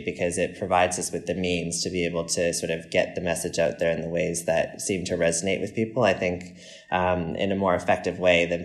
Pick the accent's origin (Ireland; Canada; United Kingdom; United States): Canada; as a Canadian